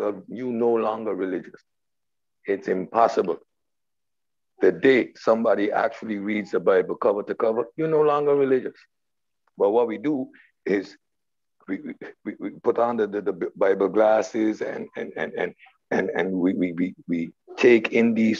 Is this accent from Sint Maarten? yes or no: yes; Sint Maarten; I'm from St. Martin, Dutch West Indies